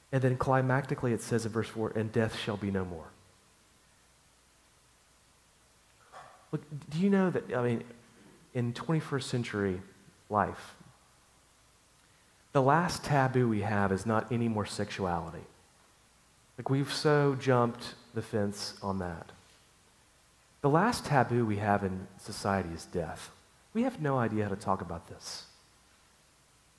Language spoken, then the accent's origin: English; Chattanooga, Tennessee, United States; moved away; My hometown is a place called Chattanooga, Tennessee